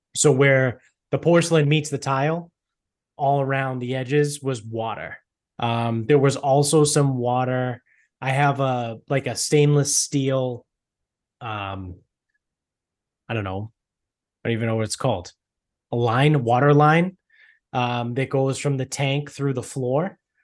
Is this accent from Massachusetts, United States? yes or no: yes; Medford, Massachusetts, United States; growing up in Medford